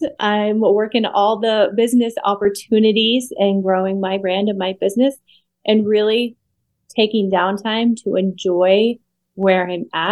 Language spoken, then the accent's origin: English; Utah, United States; moved away as an adult; now in Las Vegas, United States; Right now, I am currently living in Las Vegas. I'm originally from Utah